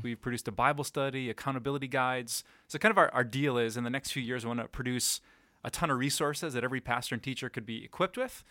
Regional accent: Green Bay, Wisconsin, United States; also born or lived in Sheboygan, Wisconsin / Madison, Wisconsin; now in Appleton, United States; when I was two, we moved to Green Bay, so that was really hometown for me.

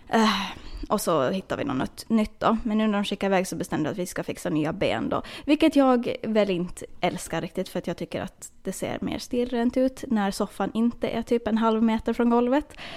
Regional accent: Åland Islands; now in United States; Förra året så var jag hemma på Åland

